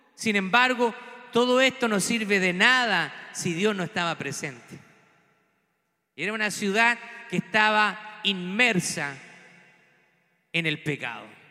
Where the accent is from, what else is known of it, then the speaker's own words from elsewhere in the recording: Chile; moved away; lo veo también en mi país